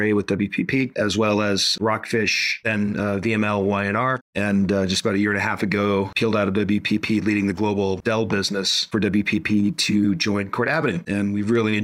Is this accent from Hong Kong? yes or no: yes; Hong Kong; also born or lived in Boston; now in Cincinnati, United States; I was born and raised in Asia. My hometown is Hong Kong.